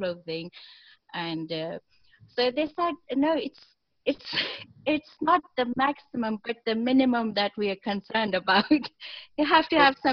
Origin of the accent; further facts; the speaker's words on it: Pakistan; I am a Pakistani myself